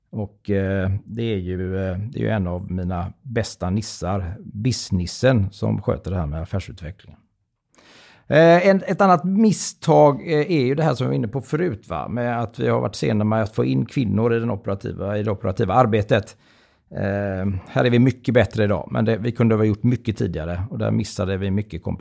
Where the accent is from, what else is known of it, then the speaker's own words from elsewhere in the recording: Gothenburg, Västra Götaland, Sweden; självklart är jag göteborgare. Och är man född och uppvuxen i Göteborg så har man ju alla förutsättningar till att bli en riktigt eh, god eh, tomtegubbe.